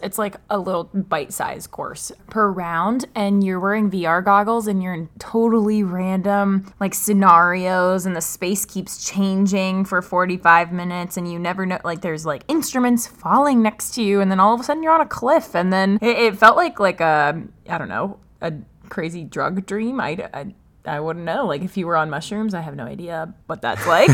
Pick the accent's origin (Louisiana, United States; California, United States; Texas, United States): California, United States; Los Angeles; I'm from Los Angeles